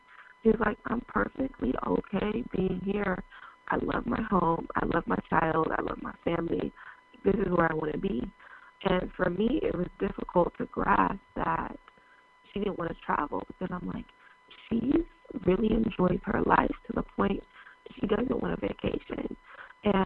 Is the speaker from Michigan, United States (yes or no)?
no; Seattle, Washington, United States; born or raised there; moved away